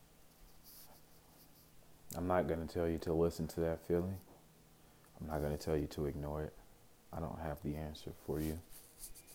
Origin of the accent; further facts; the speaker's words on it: Chicago, Illinois, United States; now in Phoenix, United States; I was born in Chicago, Illinois.